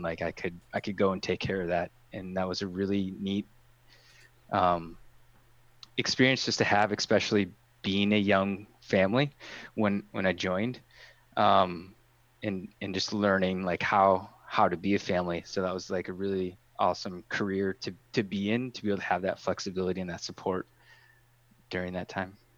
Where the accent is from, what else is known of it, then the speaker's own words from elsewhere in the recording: Marinette, Wisconsin, United States; moved away as an adult; also born or lived in Green Bay; I grew up in Marinette